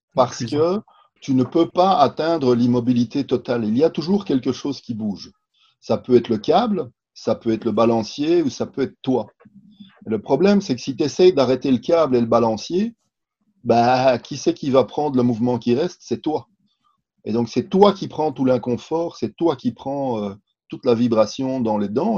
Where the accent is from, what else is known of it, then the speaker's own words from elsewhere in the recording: Belgium; je suis belge aussi